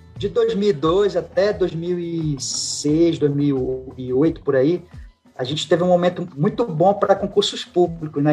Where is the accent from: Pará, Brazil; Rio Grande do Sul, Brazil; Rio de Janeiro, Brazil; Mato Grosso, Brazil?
Pará, Brazil; also born or lived in Acre / Tocantins; eu sou aqui do Pará, em 2011 eu consegui uma remoção para cá